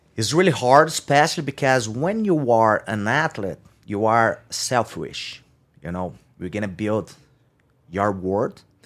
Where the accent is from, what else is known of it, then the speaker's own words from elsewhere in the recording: São Carlos, São Paulo, Brazil; I just grew up, uh, grew up in, uh, San Carlos. That's my hometown. It's two hours and a half from São Paulo by car